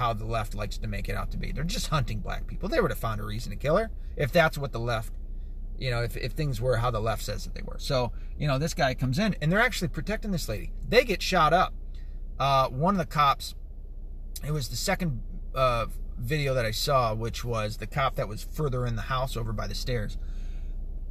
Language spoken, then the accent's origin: English; the South, United States; accent: Southern; I'm from the South. You know what I mean? I've grown up around these people with that Southern slang or a Southern accent